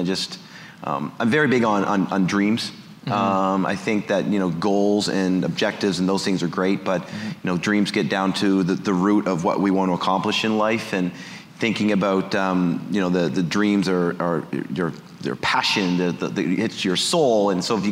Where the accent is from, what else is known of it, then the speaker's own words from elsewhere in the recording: Cape Breton, Nova Scotia, Canada; I'm a kid from Cape Breton who wanted to be a world champion one day.